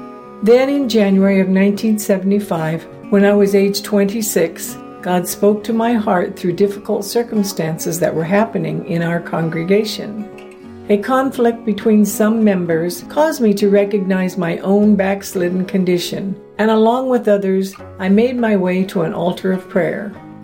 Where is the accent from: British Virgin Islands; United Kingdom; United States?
British Virgin Islands; East End, Tortola; I grew up in East End, Tortola, British Virgin Islands, and I was the sixth of 17 children.